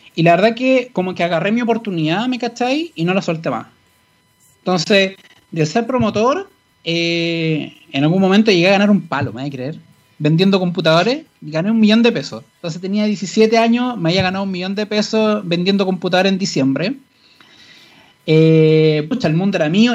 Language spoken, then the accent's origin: Spanish; Santiago, Santiago Metropolitan, Chile; yo eh, crecí en el Paseo Más. Literalmente, yo me desarrollé desde chico.